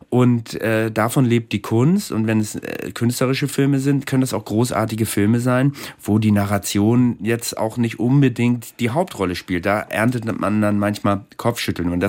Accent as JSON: {"language": "German", "country": "Germany", "said": "ich bin Deutscher, ich bin auch gerne Deutsch und zum Deutschland gehört ja auch das Hadern mit dem Deutschsein."}